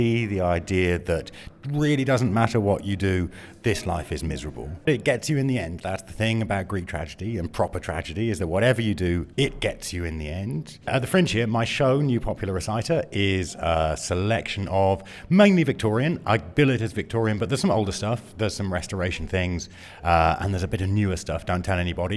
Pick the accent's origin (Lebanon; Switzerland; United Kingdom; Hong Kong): United Kingdom; being British and very British about this